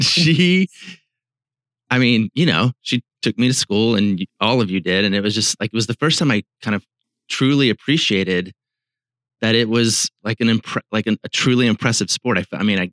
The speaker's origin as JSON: {"language": "English", "region": "Virginia", "country": "United States", "tie": "born or raised there", "moved": "yes", "lives_now": "Seattle, United States", "said": "I grew up in Virginia and went to William & Mary"}